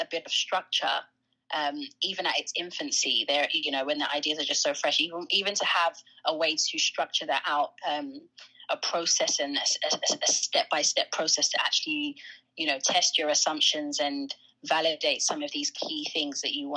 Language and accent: English; London, United Kingdom; I grew up in London. I grew up specifically in North London, in an area called Tottenham